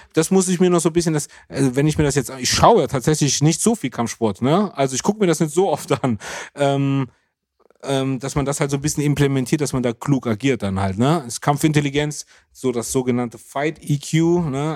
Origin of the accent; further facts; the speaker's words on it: Germany; als Deutscher